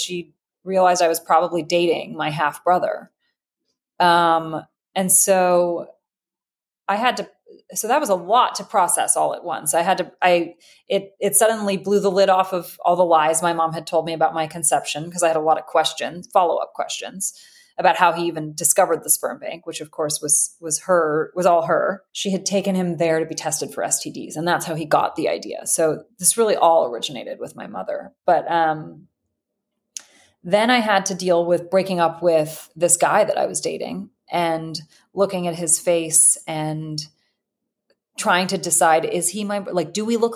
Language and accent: English; Los Angeles, California, United States; I'm from Los Angeles